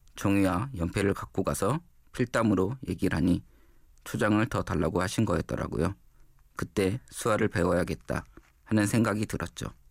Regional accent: Gwangju, South Korea; moved away as an adult; also born or lived in Jeju; now in Seoul, South Korea; 태어나 자란 곳은 광주입니다.

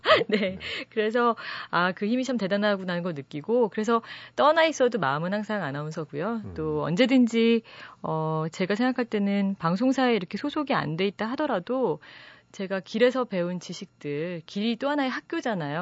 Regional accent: South Korea; 제가 한국 사람이기 때문에

